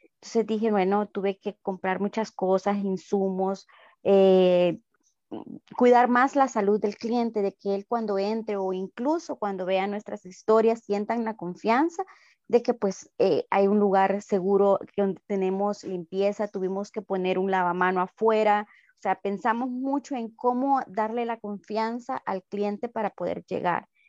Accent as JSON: {"language": "Spanish", "country": "El Salvador", "said": "los salvadoreños somos muy capaces de salir adelante"}